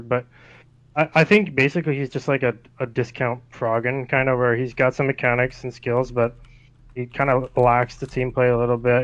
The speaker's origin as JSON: {"language": "English", "country": "Canada", "also_born_or_lived": "Abbotsford", "said": "friendly CLG Canadian"}